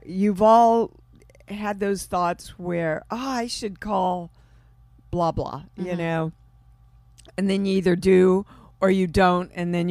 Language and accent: English; Kansas City, Missouri, United States; Kansas City.